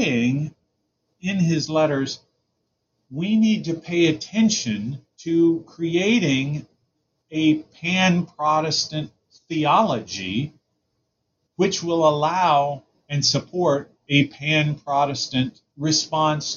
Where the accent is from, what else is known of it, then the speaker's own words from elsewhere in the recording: United States; I'm an American